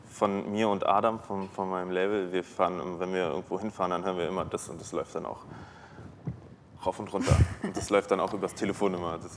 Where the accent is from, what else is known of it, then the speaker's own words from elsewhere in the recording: Berlin, Germany; born there; ich bin ja ein Großstadtmensch, ich bin hier geboren, ich bin in Berlin geboren, zwischen Kotti und Kudamm.